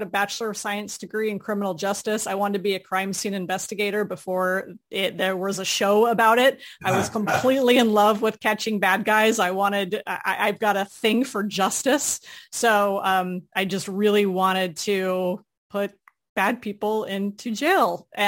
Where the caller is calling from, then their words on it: Orlando, Florida, United States; Right outside Orlando, Florida.